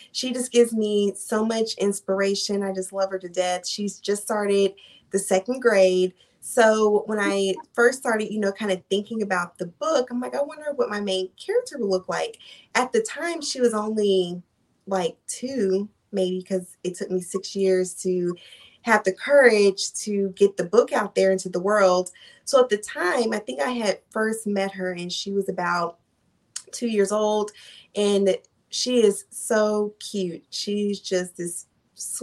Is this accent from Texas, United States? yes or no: yes; Dallas, Texas, United States; I am from Dallas, Texas.